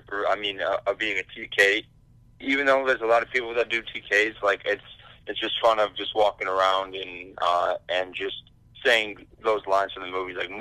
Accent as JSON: {"language": "English", "region": "Michigan", "country": "United States", "said": "I'm from Michigan"}